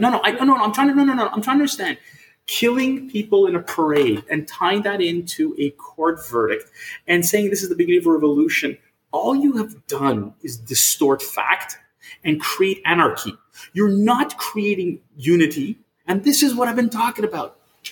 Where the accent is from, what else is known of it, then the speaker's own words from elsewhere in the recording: Canada; as a Canadian